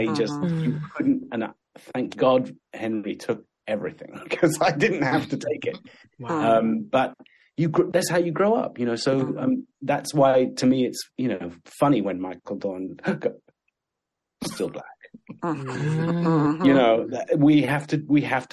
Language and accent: English; England, United Kingdom; born or raised there; also born or lived in Sudan